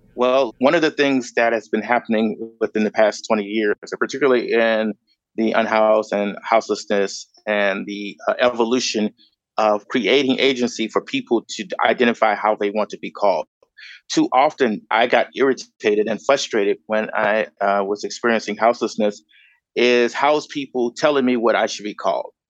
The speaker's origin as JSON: {"language": "English", "town": "Chicago", "region": "Illinois", "country": "United States", "tie": "born or raised there", "also_born_or_lived": "Grand Rapids, Michigan", "moved": "as an adult", "lives_now": "Los Angeles, United States", "said": "I was born and raised in Chicago."}